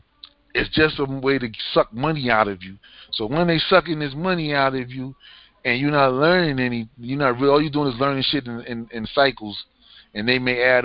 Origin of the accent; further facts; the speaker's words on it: New York City, New York, United States; I grew up in Staten Island.